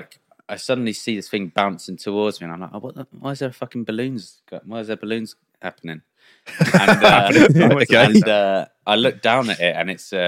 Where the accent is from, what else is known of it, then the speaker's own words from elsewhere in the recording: Brighton, South East England, United Kingdom; We're from Brighton, right? Which is down bottom of the world